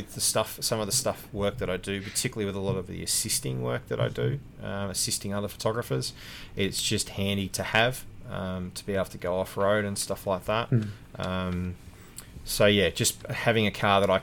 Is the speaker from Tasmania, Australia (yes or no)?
yes; Hobart, Tasmania, Australia; moved away as an adult; also born or lived in Melbourne; Growing up in Tassie